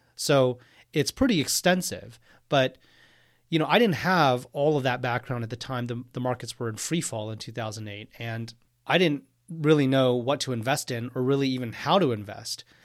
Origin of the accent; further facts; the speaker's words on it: Houston, Texas, United States; moved away as an adult; also born or lived in Austin, Texas / Cambridge, Massachusetts / New York City; I am from Houston, Texas. I grew up there.